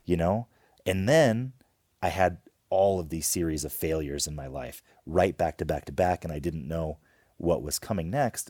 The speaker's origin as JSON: {"language": "English", "town": "Homer", "region": "Alaska", "country": "United States", "tie": "born or raised there", "said": "We grew up in Homer, Alaska"}